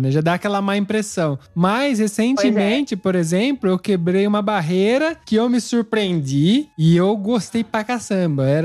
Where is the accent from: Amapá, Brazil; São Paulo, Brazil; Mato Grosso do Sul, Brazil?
São Paulo, Brazil; interior of; now in Italy; eu nasci em São Paulo, não tenho nem contato com isso. Eu nasci no interior de São Paulo, mas não tinha contato com essas coisas, né?